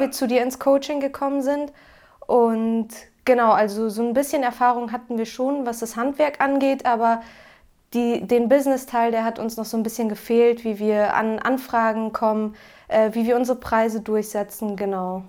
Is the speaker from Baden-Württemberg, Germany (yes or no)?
no; Cloppenburg, Lower Saxony, Germany; Wir kommen aus Kloppenburg, das liegt an der A1 zwischen Bremen und Osnabrück